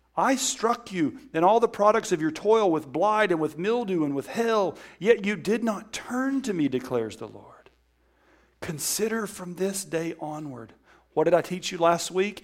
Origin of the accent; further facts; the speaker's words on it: Alabama, United States; I'm from Alabama